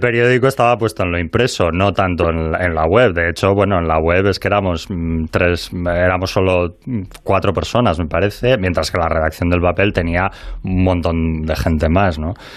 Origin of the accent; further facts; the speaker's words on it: Bilbao, Basque Country, Spain; como bilbaíno